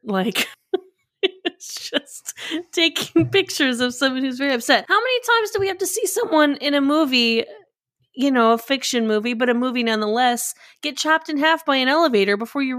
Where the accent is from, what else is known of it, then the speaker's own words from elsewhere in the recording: Massachusetts, United States; born there; But like, no, I was born in Massachusetts, not in Mallorca. But my family's all in Spain right now.